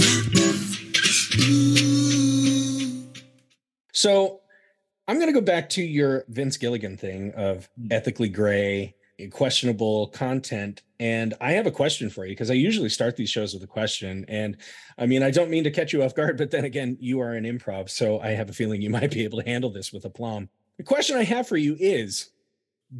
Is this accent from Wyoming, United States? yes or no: yes; Sheridan, Wyoming, United States; here in my hometown of Sheridan, Wyoming